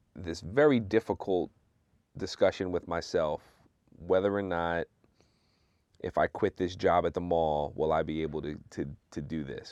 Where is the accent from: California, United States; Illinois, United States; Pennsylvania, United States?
Pennsylvania, United States; Philadelphia; moved away as an adult; I'm originally from Philly